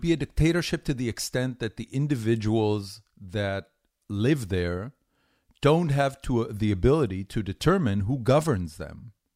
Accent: Haifa, Haifa District, Israel; moved away as an adult; also born or lived in Tel Aviv, Israel / California, United States; now in Austin, United States; I grew up in Haifa. That was my uh, entire childhood

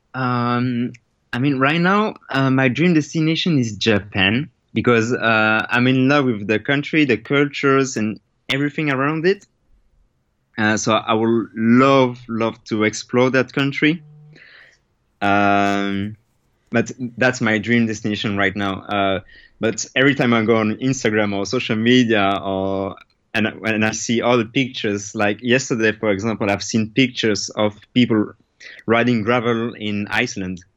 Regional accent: Belgium; I'm from Belgium

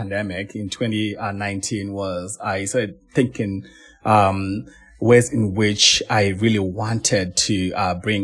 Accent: Zimbabwe; moved away as an adult; also born or lived in Beijing, China; now in Colorado, United States; I grew up in Zimbabwe.

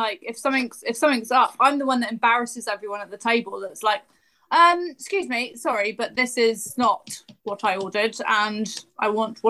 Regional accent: England, United Kingdom; we had to make it very clear we were English and not American.

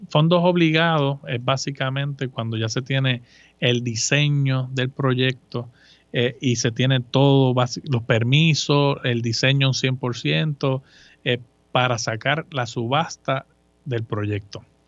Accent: Moca, Puerto Rico; moved away as an adult; also born or lived in Aguadilla, Puerto Rico / Mayagüez, Puerto Rico / Virginia, United States; Yo soy eh, de Moca, de Moca, Puerto Rico, uno de cinco hijos

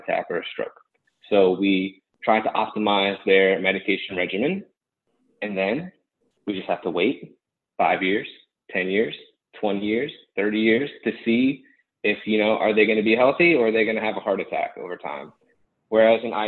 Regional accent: Gainesville, Florida, United States; also born or lived in Fort Myers, Florida; I'm from the Gainesville area.

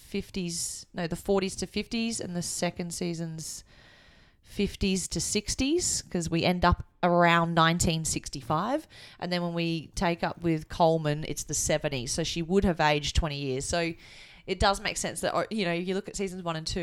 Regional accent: Australia; I've grown up, you know, in Australia

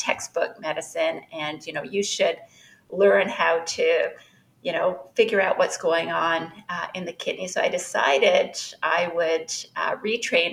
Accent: Canada; moved away as an adult; now in Chicago, United States; currently I'm in Chicago. I'm a Canadian

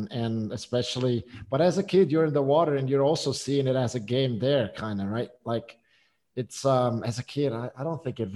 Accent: Switzerland; moved away as an adult; I'm born and raised in Switzerland.

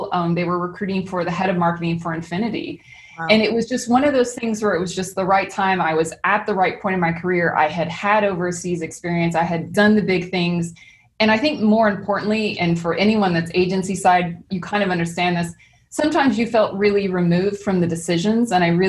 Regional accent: Missouri, United States; moved away; It was interesting because I moved from Missouri to New York. And that was probably the biggest culture shock before I moved over to Japan.

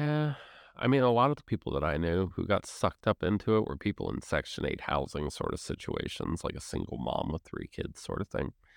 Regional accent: United States; as an American

